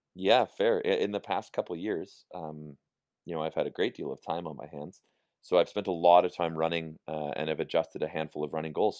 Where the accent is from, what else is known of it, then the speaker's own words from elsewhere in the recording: Calgary, Alberta, Canada; moved away; I grew up in Silver Springs